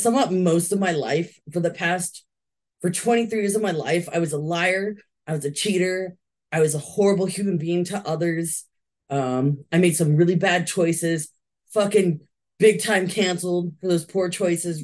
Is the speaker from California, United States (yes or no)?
yes; California, United States; I was born and raised in California.